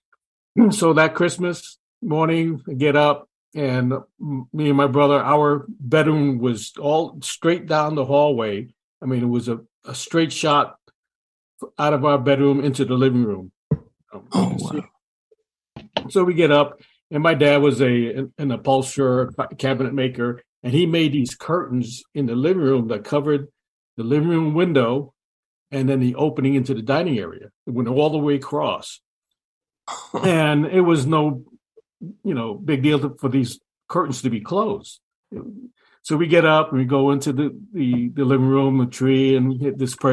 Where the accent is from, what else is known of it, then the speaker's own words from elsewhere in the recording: New York City, New York, United States; I grew up in the Bronx, New York